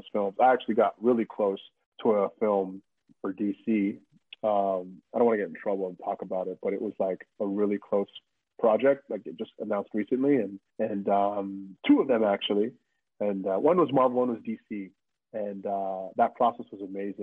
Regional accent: Canada; I'm a Canadian

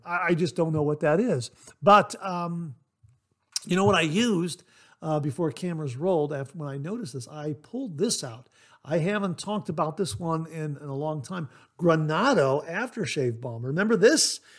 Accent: Ohio, United States; the state of Ohio, my home state.

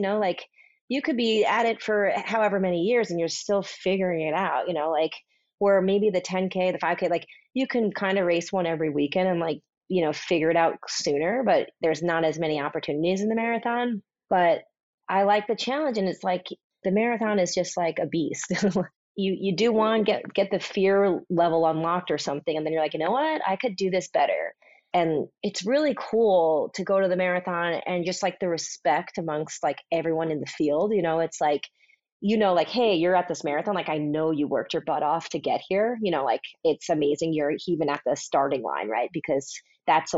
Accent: Long Island, New York, United States; I'm a New Yorker

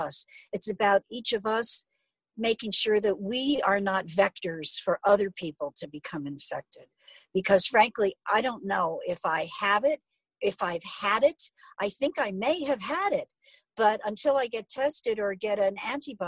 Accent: New York, United States; now in Phoenix, United States; I'm from New York, so I check in frequently with friends and neighbors in New York

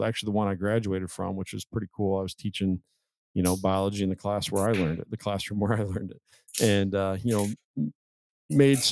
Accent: Illinois side of the Quad Cities, United States; moved away as an adult; also born or lived in Wisconsin; now in Iowa, United States; I grew up on the Illinois side of the river

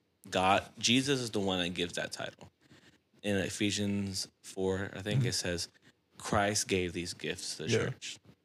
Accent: Houston, Texas, United States; also born or lived in New York; now in Dallas, United States; Raised in Houston.

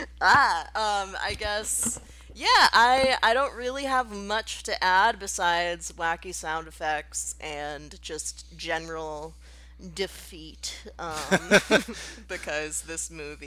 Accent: Massachusetts, United States; I'm from Massachusetts

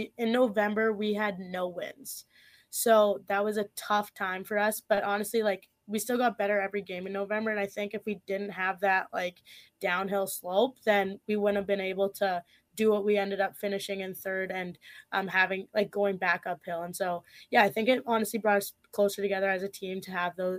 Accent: Saskatchewan, Canada; Well, like I said, obviously, like, I'm from Saskatchewan. I didn't know anyone when I was coming here.

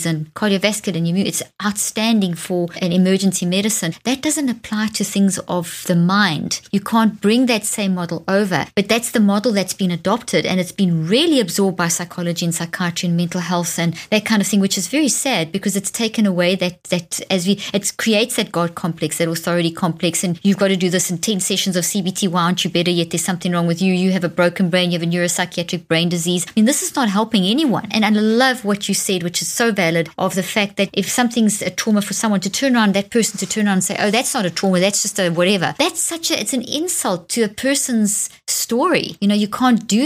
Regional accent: Zimbabwe; moved away; also born or lived in South Africa; Zimbabwe, where I was born in Zimbabwe

